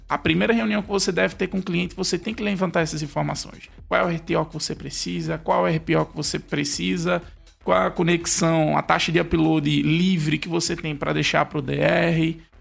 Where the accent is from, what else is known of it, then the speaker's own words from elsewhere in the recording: Recife, Pernambuco, Brazil; Porque eu sou daqui de Recife, então o sotaque é bem forte